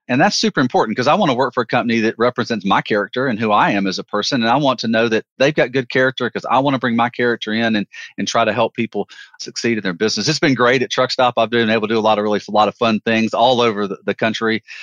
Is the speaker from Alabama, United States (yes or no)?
yes; Alabama, United States; I'm a Southern guy, Joe. I'm a Southern guy.